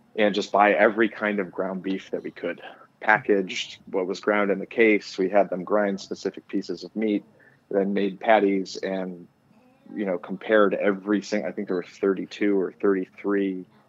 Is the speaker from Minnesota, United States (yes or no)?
no; outside of Detroit, Michigan, United States; I grew up outside of Detroit